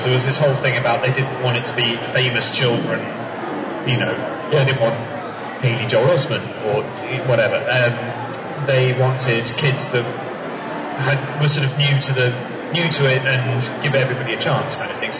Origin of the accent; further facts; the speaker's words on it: New Zealand; moved away; I was born in New Zealand.